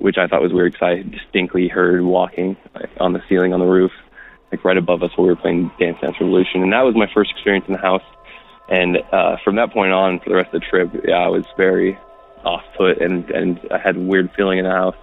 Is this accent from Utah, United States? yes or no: yes; Salt Lake City, Utah, United States; I'm from Salt Lake City